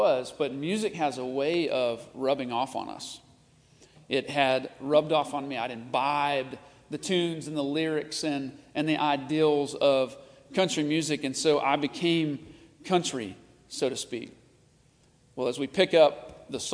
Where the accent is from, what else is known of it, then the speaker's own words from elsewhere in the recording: Nashville, Tennessee, United States; I grew up in Nashville, the country music capital of the world. And like every good Nashvillian, I was country to the core.